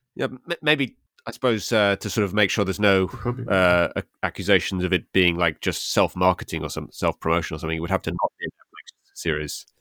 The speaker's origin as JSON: {"language": "English", "region": "England", "country": "United Kingdom"}